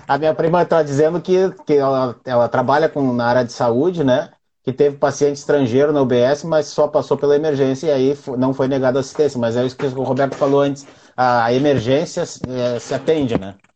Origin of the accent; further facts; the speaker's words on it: Brazil; a gente é brasileiro